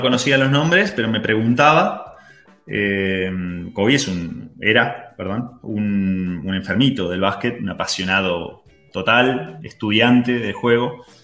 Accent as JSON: {"language": "Spanish", "country": "Argentina", "moved": "yes", "said": "ser argentino es un plus"}